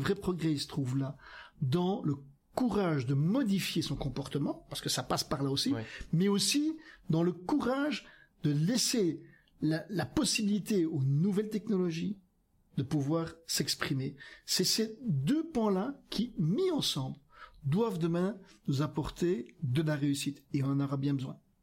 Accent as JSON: {"language": "French", "region": "Flanders", "country": "Belgium", "tie": "born or raised there", "also_born_or_lived": "Wallonia (Picardy)", "moved": "as an adult", "said": "je suis originaire de Flandre, j'ai vécu 20 ans en ah Flandre"}